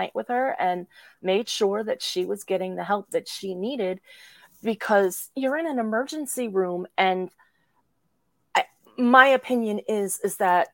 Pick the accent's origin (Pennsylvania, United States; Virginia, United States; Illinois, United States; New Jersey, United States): New Jersey, United States; I was born and raised in New Jersey